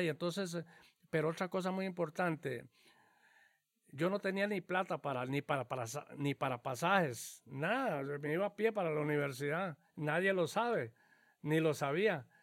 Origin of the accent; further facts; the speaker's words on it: Cañas, Guanacaste, Costa Rica; yo soy este em, nativo de Cañas, ¿verdad? Nací en Cañas, Guanacaste